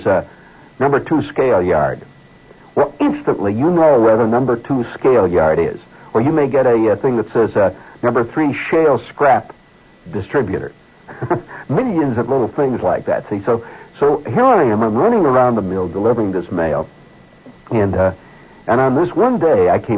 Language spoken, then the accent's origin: English; Indiana, United States; born or raised there; now in New York, United States